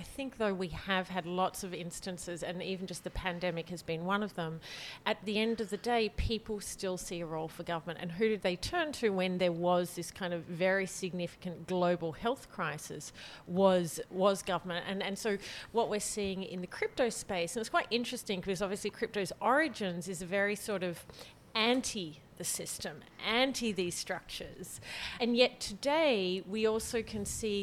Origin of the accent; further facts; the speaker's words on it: Australia; moved away as an adult; now in France; I grew up in Australia.